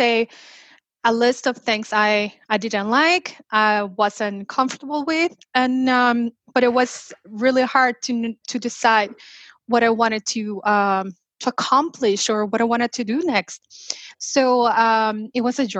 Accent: Mexico; moved away as an adult; originally I am from Mexico, and after I moved here

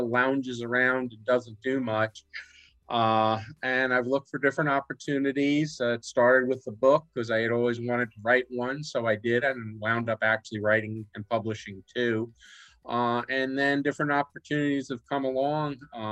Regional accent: New York City, New York, United States; moved away as an adult; also born or lived in New Jersey / Lehigh Valley, Pennsylvania / Florida; now in Weeki Wachee, United States; I was born and raised in New York City

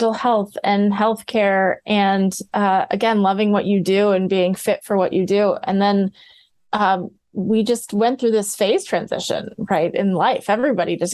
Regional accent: Midwest, United States; I grew up in the Midwest.

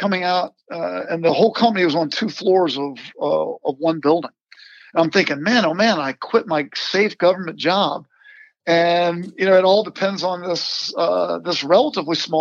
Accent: Virginia, United States; I grew up in Virginia

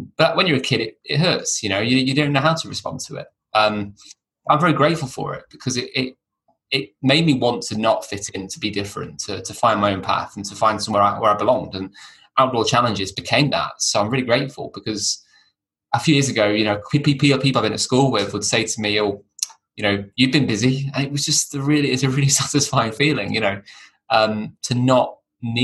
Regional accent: Chester, North West England, United Kingdom; I was brought up near Chester, only child

